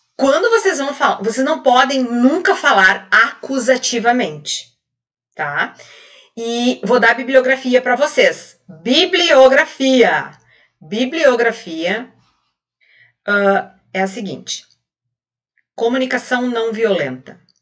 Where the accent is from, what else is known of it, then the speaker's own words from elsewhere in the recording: Rio Grande do Sul, Brazil; Aqui no, no sul, como gaúcha, aqui a gente fala